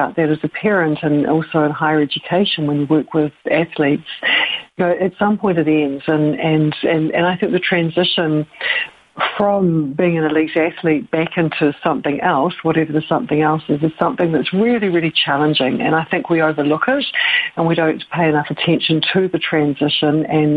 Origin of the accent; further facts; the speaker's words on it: New Zealand; moved away as an adult; now in Claremont, United States; I'm a Kiwi. I come from New Zealand.